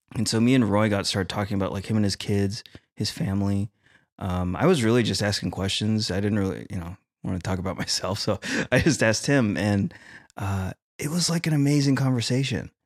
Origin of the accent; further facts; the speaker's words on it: Philippines; as a Filipino